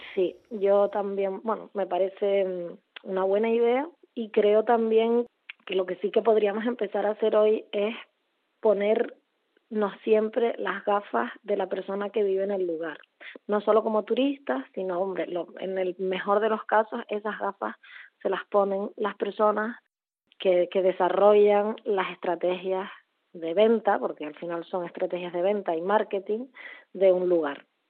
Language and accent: Spanish; Puerto de la Cruz, Canary Islands, Spain; moved away as an adult; also born or lived in Barcelona / Berlin; soy eh, canaria, concretamente de Tenerife, donde eh, crecí y donde vivo ahora.